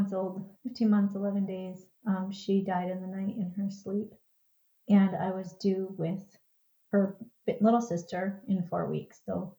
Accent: Minnesota, United States; I am from Minnesota, like Twin Cities area, Minnesota.

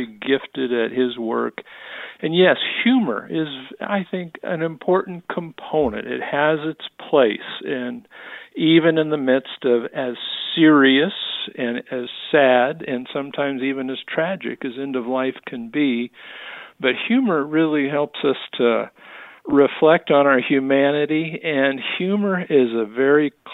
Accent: San Francisco Bay Area, East Bay, California, United States; moved away as an adult; also born or lived in Pittsburgh, Pennsylvania; now in Phoenix, United States; I'm a California native, grew up in the San Francisco Bay Area, East Bay

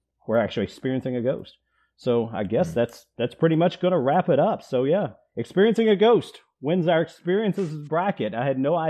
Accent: outside of Nashville, Tennessee, United States; my hometown here outside of Nashville

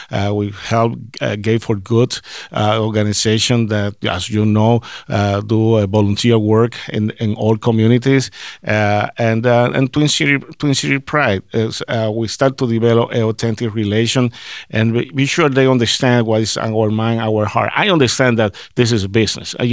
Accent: Puerto Rico; now in Minnesota, United States; I, I, I came from Puerto Rico, and I, I don't have in mind that hey, I'm going to Minnesota

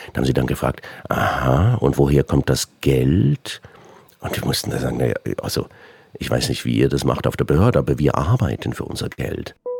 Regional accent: Switzerland; bei uns in der Schweiz

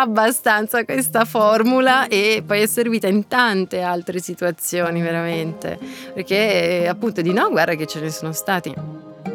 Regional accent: Lucca, Tuscany, Italy; moved away; also born or lived in Milan; io abitavo ancora a Lucca, nella mia città natale

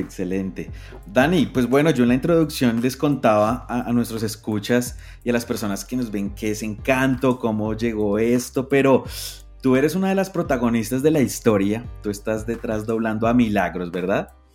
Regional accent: Colombia; como colombiano me siento muy orgulloso

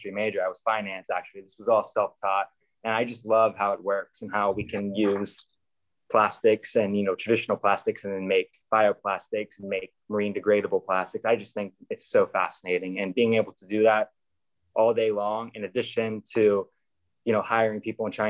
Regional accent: Virginia, United States; Virginia, I'm from Virginia. We have a really solid competition team in Virginia. So we went to World Finals every year for my high school years

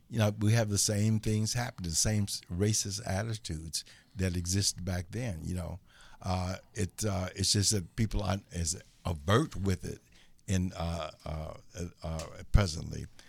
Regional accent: Chicago, Illinois, United States; moved away as an adult; now in Los Angeles, United States; I'm from Chicago, and I was twenty-one

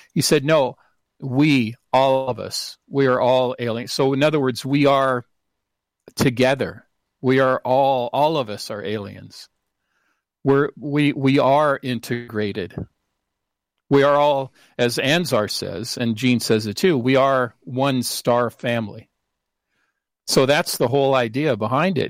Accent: Seattle, Washington, United States; moved away; I'm from originally from Seattle

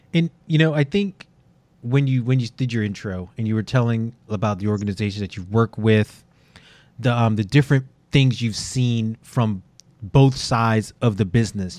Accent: New York City, New York, United States; as a New Yorker and a Yankee fan and a Knicks fan

